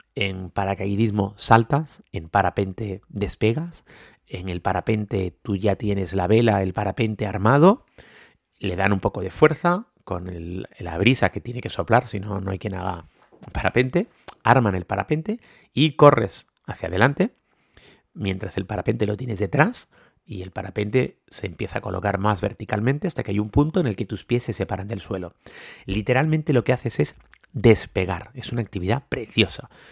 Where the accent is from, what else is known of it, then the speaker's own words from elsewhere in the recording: Tenerife, Canary Islands, Spain; Los que no somos de nieve, como es mi caso, que soy de Tenerife